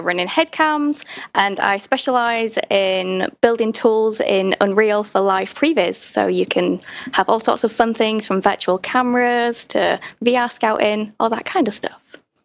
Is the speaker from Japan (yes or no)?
no; Hull, Yorkshire and the Humber, United Kingdom; now in London, United Kingdom; I grew up in Hull in the north of England